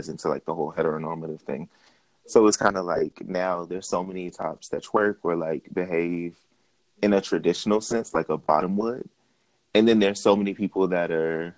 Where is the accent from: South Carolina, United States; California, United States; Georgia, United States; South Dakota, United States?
Georgia, United States; Atlanta; I am from Atlanta, born, raised, and I'm still here.